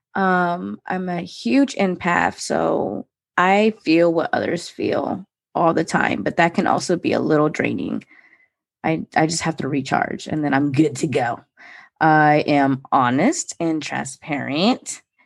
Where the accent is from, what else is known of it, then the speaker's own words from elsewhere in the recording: Maryland, United States; I was born and raised in Maryland